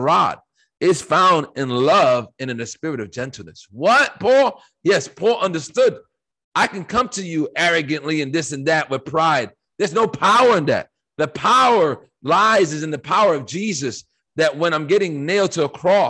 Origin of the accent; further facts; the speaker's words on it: United States; I live in America, and I was born in America